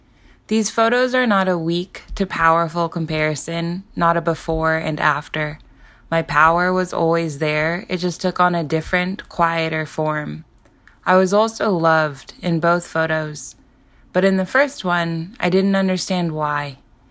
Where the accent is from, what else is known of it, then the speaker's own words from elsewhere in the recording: California, United States; in California my whole life. And when I was writing the memoir, I felt like it was important to be close to my hometown and where everything happened.